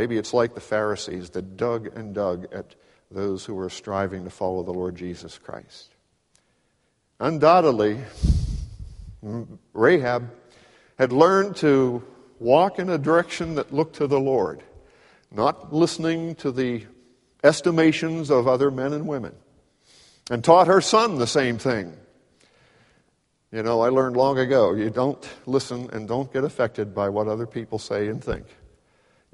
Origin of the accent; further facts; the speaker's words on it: Pittsburgh, Pennsylvania, United States; I grew up in Pittsburgh in a city